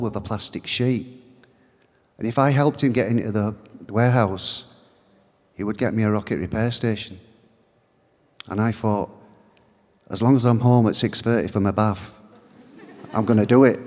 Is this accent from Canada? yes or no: no; Bradford, Yorkshire and the Humber, United Kingdom; My parents are Irish, but I was born in Bradford in Yorkshire. Where I lived was quite working class